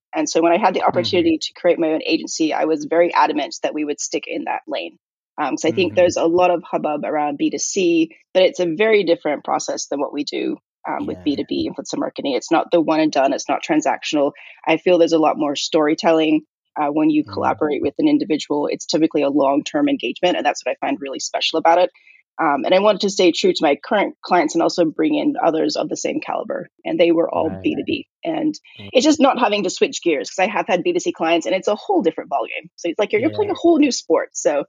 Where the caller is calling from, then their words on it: California, United States; I'm in California, USA.